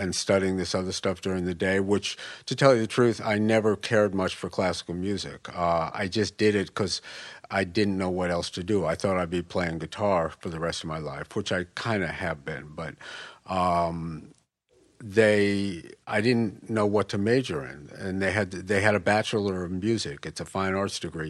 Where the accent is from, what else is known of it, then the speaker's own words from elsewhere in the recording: Westchester, New York, United States; moved away as an adult; also born or lived in Chicago / Saint Louis / San Francisco; moved to Westchester, twenty miles north of the city when I was three. Pretty much grew up there